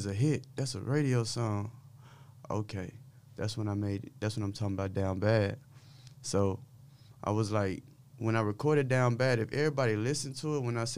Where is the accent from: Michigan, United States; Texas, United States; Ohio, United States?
Texas, United States; Dallas; I'm from South Oak Cliff, Oxbow Lane, the street I grew up on